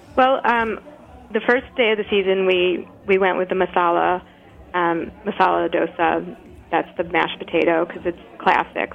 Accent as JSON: {"language": "English", "region": "New York", "country": "United States", "moved": "as an adult", "lives_now": "Brattleboro, United States", "said": "I'm, I'm from New York and moved up to Brattleboro, Vermont, five years ago with Nash."}